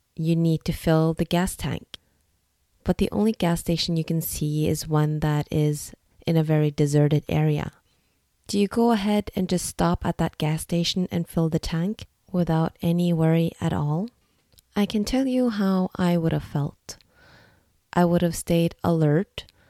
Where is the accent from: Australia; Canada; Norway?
Norway; English is a second language; also born or lived in Singapore; I am ethnically Vietnamese, but born and raised in Norway